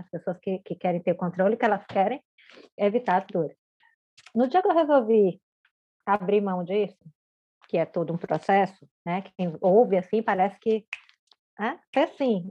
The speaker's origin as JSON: {"language": "Portuguese", "region": "Bahia", "country": "Brazil", "tie": "born or raised there", "moved": "as an adult", "lives_now": "Florianópolis, Brazil", "said": "embora eu não seja baiana de nascimento, eu sou baiana porque eu cresci na Bahia, né, desde os dois anos de idade"}